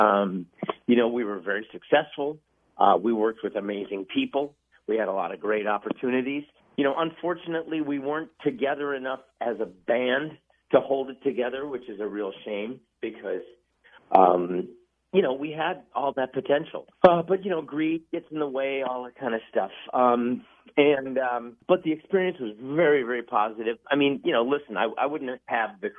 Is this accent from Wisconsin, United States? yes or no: yes; Milwaukee, Wisconsin, United States; moved away; also born or lived in Lake Forest, Illinois; But I did grow up in the Midwest in Milwaukee